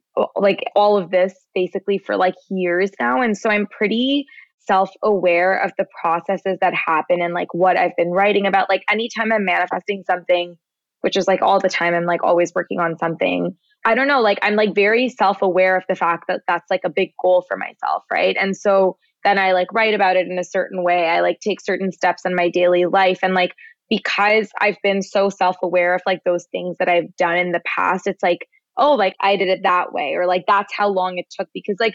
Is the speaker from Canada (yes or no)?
yes; Canada; We're both Canadian.